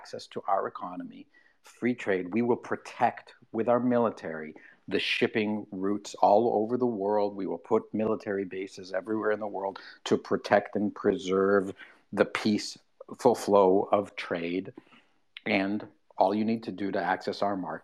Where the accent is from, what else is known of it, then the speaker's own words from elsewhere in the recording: Canada; I'm a Canadian. I live in Canada